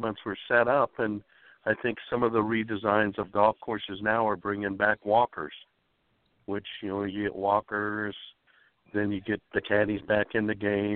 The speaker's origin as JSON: {"language": "English", "town": "Eugene", "region": "Oregon", "country": "United States", "tie": "born or raised there", "moved": "yes", "lives_now": "California, United States", "said": "I growing up in Eugene, Oregon, was part of the caddy ranks"}